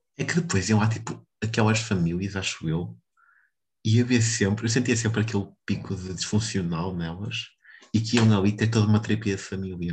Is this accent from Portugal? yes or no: yes; Vila do Conde, Norte, Portugal; aqui de onde eu sou, que é Vilar do Pinheiro